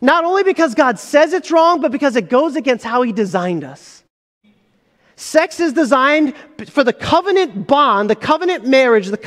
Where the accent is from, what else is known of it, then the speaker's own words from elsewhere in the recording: United States; my mom and dad moved from Egypt to start a new life in America, and I am incredibly grateful to the sacrifices my mom and dad made to allow me to be born here or live in this country. I am an American